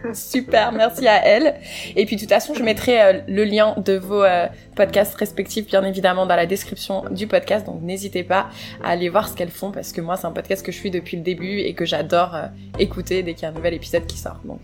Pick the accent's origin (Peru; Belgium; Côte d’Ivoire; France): France; moved away as an adult; also born or lived in Chicago, United States; now in Canada; j'ai quitté la France